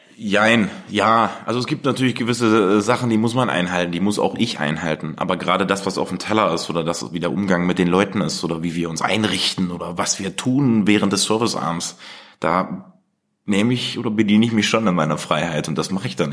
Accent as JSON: {"language": "German", "country": "Germany", "tie": "born or raised there", "said": "Wir sind halt erdig. Wir kommen hier aus dem Harz"}